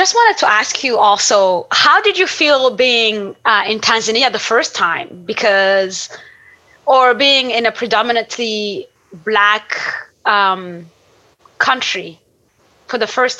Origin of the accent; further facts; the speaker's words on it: Burundi; also born or lived in Niger; I grew up in Burundi and Niger and traveled like across so many different countries.